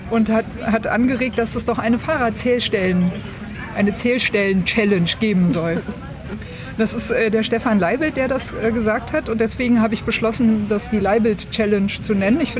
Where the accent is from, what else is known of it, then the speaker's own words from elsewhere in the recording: Swabia, Germany; born there; Jetzt bin ich ja in Schwaben geboren und fange dann natürlich an zu rechnen.